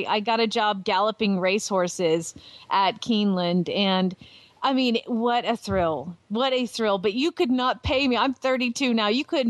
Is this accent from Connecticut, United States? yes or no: no; Atlanta, Georgia, United States; moved away as an adult; also born or lived in Lexington, Kentucky; now in Phoenix, United States; I growing up in Atlanta, there's not a lot of eventing. So I did showed hunter jumpers. And then I moved to your hometown when I was 18 and started eventing in Lexington, Kentucky.